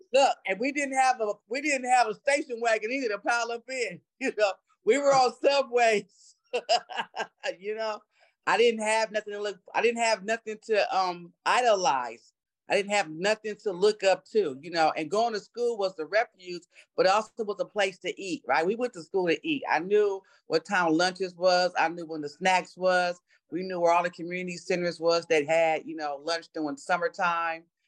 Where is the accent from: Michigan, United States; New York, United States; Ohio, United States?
New York, United States; New York City; I was born in New York City uh, to a single mom. Uh, we lived three families in one three bedroom apartment